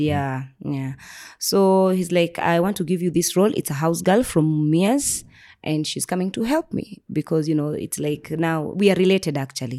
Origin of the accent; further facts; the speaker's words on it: Nairobi, Kenya; I was raised in Nairobi